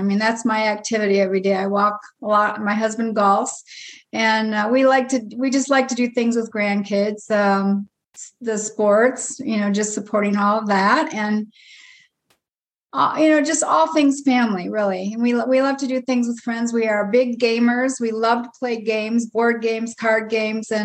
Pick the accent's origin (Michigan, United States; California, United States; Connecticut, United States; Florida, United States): Michigan, United States; moved away as an adult; now in South Carolina, United States; I am originally from Michigan